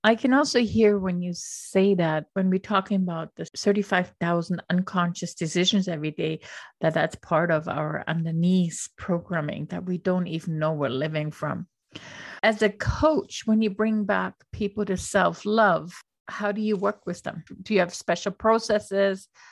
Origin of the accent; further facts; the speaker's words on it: Austria; moved away; I grew up in Austria